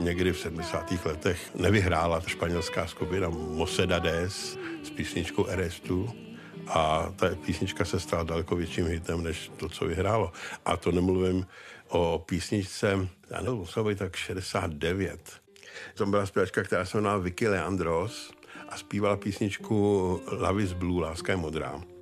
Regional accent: Czechia; my jako Češi

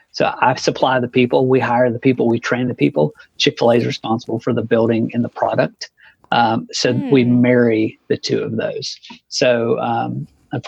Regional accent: Marion, Ohio, United States; moved away; I grew up in Marion, spent 12, 13 years there

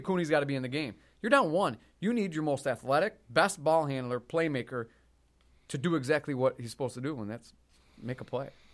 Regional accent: Syracuse, New York, United States; I was born in Syracuse, I live around the area.

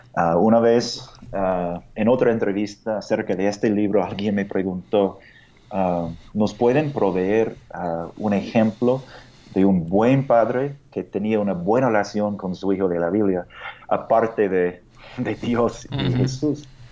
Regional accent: United States; Spanish is a second language; moved away as an adult; now in Mexico City, Mexico; soy de Estados Unidos

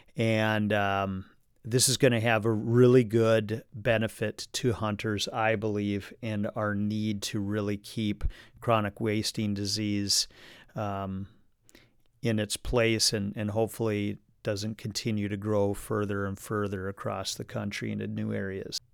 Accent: Minnesota, United States; we are just about to the firearms deer hunting season here in Minnesota, which will kickoff next week. This is a big tradition in my home state

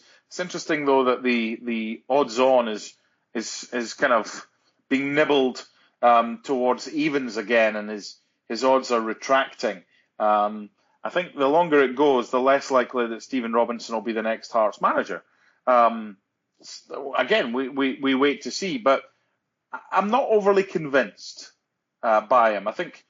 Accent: Penicuik, Scotland, United Kingdom; I grew up in Penicuik.

